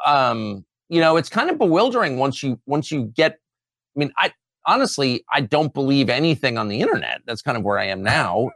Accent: United States; I'm American.

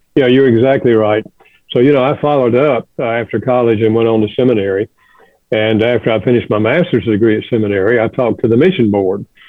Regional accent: the South, United States; moved away as an adult; also born or lived in Chicago; I grew up in the South

